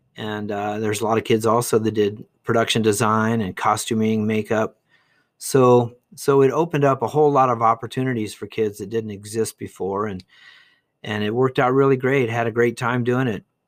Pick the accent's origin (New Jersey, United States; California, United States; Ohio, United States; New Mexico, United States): Ohio, United States; Dayton; moved away as an adult; also born or lived in Bowling Green, Ohio / Eau Claire, Wisconsin / Denver, Colorado / Austin; now in Duncan, Arizona, United States; I was born in Dayton, Ohio in nineteen fifty-four, so a long time ago. I grew up there